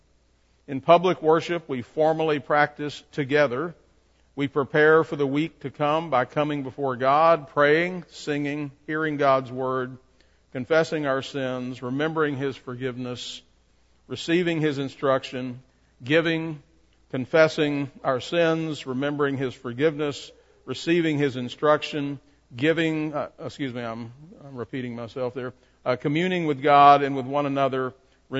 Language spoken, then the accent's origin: English; Shreveport, Louisiana, United States; I grew up in Broadmoor Baptist Church in Shreveport